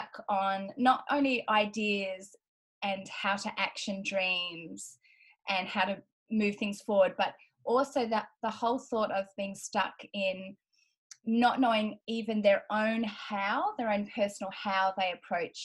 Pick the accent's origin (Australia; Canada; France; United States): Australia; accent: Australian; as you can hear from my accent, I'm Australian.